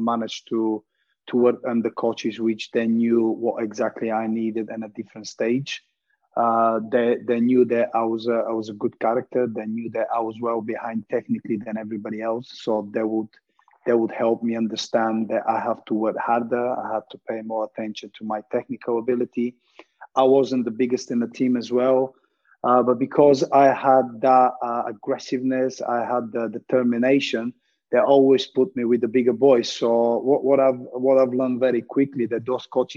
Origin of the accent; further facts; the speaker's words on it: Montana, Montana Province, Bulgaria; It was in my hometown, Montana Stadium